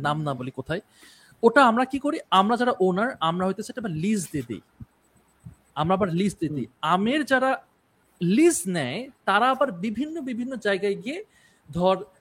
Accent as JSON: {"language": "Bangla", "town": "Rajshahi", "region": "Rajshahi Division", "country": "Bangladesh", "said": "আমি রাজশাহীর মানুষ"}